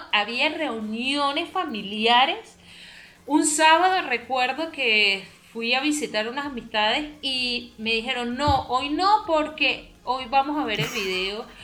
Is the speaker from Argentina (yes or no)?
no; Venezuela; lo que pasa es que nosotros somos muy cerrados. Eh, o sea, como país o como sociedad venezolana, a veces somos un poquito más, más cerrados mentalmente.